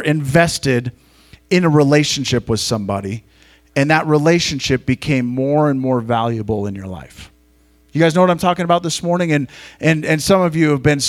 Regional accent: Montana, United States; I grew up in Montana

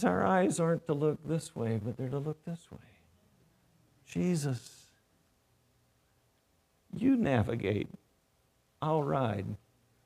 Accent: North Carolina, United States; moved away; I grew up in North Carolina

